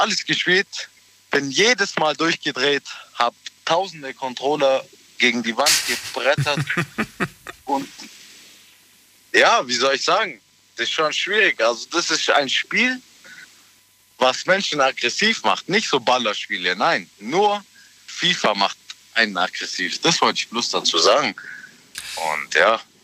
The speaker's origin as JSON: {"language": "German", "town": "Ulm", "region": "Baden-Württemberg", "country": "Germany", "said": "Ich bin aus der Nähe, Ulm."}